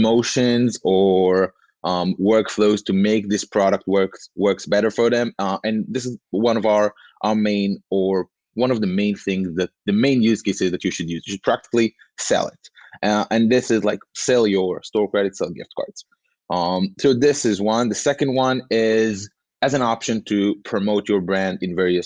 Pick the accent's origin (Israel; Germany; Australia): Israel; Tel Aviv, Tel Aviv District; I'm from Tel Aviv in Israel